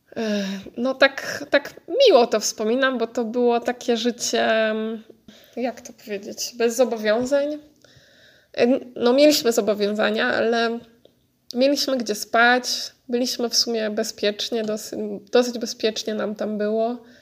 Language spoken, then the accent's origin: Polish; near Warsaw, Masovian Voivodeship, Poland; moved away as an adult; now in Netherlands; ja jestem z okolic Warszawy